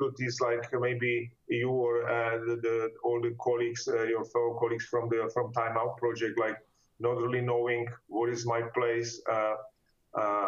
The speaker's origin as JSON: {"language": "English", "town": "Ostrava", "region": "Moravian-Silesian Region", "country": "Czechia", "tie": "born or raised there", "also_born_or_lived": "Germany", "second_language": "English", "moved": "as an adult", "lives_now": "Frankfurt, Germany", "said": "I studied the economics in my hometown in Ostrava"}